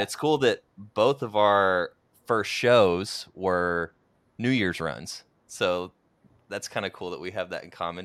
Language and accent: English; Oklahoma, United States; moved away; Oklahoma, which is where I'm originally from.